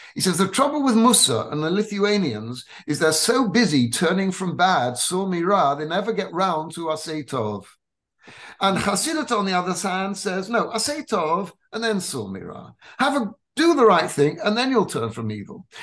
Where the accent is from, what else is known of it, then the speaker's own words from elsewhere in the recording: England, United Kingdom; I was born in England of um, Ashkenazi parents who were also born in England